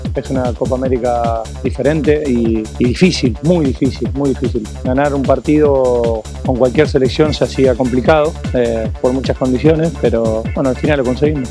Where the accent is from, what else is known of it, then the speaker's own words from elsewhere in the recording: Pujato, Santa Fe, Argentina; a mi pueblo, a Pujato